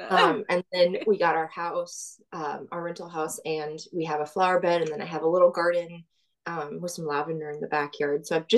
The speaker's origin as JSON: {"language": "English", "town": "Dallas", "region": "Texas", "country": "United States", "tie": "born or raised there", "also_born_or_lived": "Illinois", "said": "I've been in Dallas suburbs area for most of my life. I'm originally from Illinois, but I claim that I'm from Texas. So I've been here most of my life"}